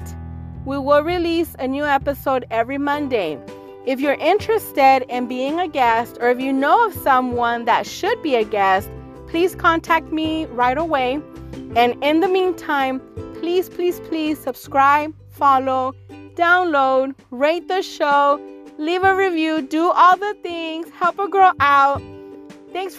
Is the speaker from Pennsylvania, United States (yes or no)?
no; Houston, Texas, United States; I am born and raised here in the U.S. in Houston, Texas